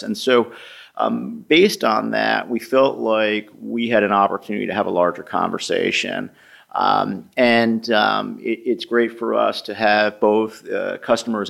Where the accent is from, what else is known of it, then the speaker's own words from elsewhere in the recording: New York, United States; now in Boston, United States; I'm originally from New York.